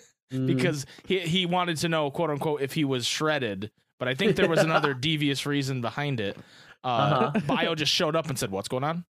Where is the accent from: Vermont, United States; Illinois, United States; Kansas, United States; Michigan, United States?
Michigan, United States; I was the only Michigan person there.